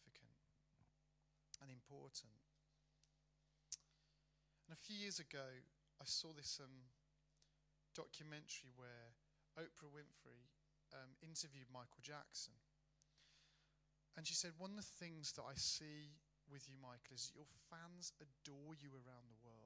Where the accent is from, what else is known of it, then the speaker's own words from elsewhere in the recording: Birmingham, West Midlands, United Kingdom; I'm from Birmingham, right, which is South Manchester